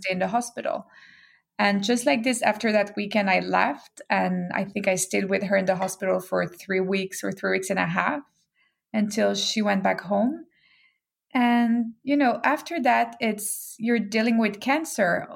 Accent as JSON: {"language": "English", "region": "Geneva", "country": "Switzerland", "tie": "born or raised there", "also_born_or_lived": "Hong Kong / London / Brazil", "moved": "as an adult", "lives_now": "New York, United States", "said": "I grew up in Geneva, Switzerland"}